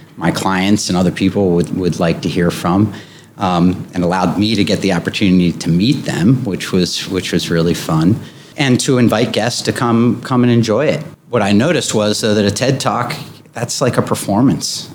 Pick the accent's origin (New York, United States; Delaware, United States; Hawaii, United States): Delaware, United States; Wilmington; I was born and raised here. Uh, I grew up on Rodney Street in, in downtown Wilmington